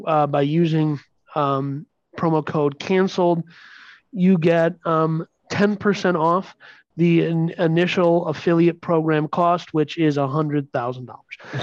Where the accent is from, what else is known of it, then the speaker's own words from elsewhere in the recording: Minnesota, United States; We're from Minnesota